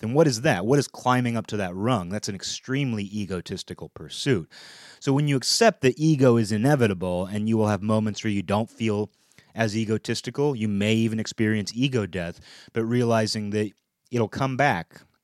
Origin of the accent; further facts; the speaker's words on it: United States; as an American